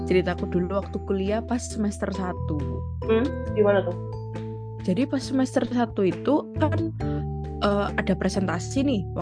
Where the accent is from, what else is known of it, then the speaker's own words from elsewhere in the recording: Surabaya, East Java, Indonesia; enggak bu saya asli Surabaya gitu